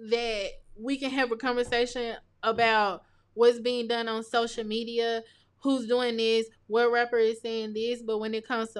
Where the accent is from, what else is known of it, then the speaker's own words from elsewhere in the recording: Greenwood, Mississippi, United States; moved away as an adult; also born or lived in Jackson, Mississippi; now in Starkville, United States; I grew up in the Delta, so most people would classify that as being the slums of the slums